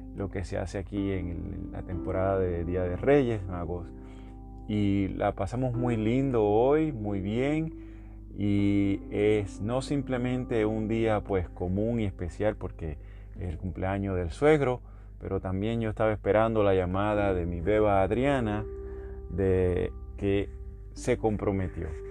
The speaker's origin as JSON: {"language": "Spanish", "country": "Puerto Rico", "moved": "yes", "said": "casi todos los que somos del área de Puerto Rico de Latinoamérica"}